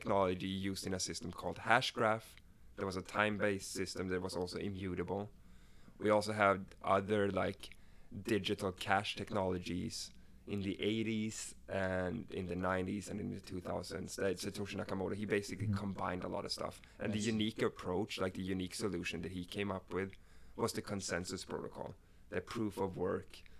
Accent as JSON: {"language": "English", "country": "Sweden", "tie": "born or raised there", "second_language": "English", "moved": "as an adult", "lives_now": "United States", "said": "I come from Sweden, so I actually grew up in a socialist society"}